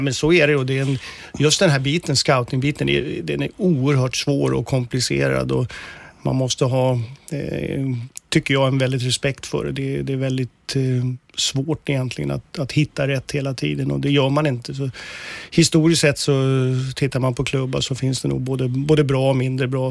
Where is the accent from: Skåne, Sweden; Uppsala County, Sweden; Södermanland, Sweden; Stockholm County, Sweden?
Uppsala County, Sweden; Uppsala; Jag kommer ju från Uppsala och jag har en klasskompis som eh, eh jag gick årskurs 1 till 9 gjorde jag och han